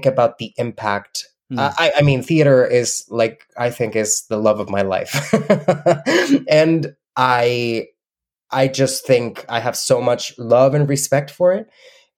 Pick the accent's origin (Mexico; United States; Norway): Mexico; English is a second language; moved away as an adult; now in Canada; When I was in Mexico